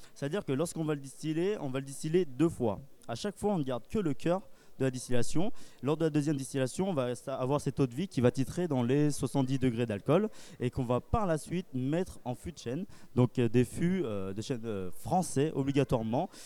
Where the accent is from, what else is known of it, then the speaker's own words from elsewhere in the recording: Cognac, Nouvelle-Aquitaine, France; je viens de Cognac